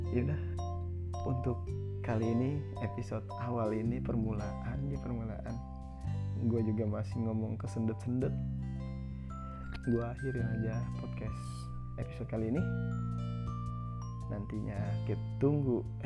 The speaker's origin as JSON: {"language": "Indonesian", "region": "Jakarta", "country": "Indonesia", "said": "gue gue gue juga orang asli Betawi gue tapi kan namanya gue anak milenial ya"}